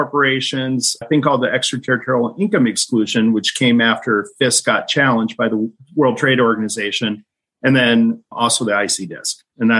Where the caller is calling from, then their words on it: Fargo, North Dakota, United States; Fargo, North Dakota is always beautiful this time of January.